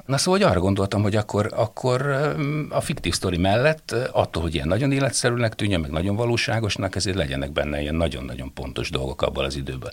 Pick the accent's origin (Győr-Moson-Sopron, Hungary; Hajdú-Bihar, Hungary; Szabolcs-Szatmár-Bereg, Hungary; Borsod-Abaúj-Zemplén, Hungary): Szabolcs-Szatmár-Bereg, Hungary; Kisvárda; moved away as an adult; also born or lived in Debrecen; odahaza Kisvárdán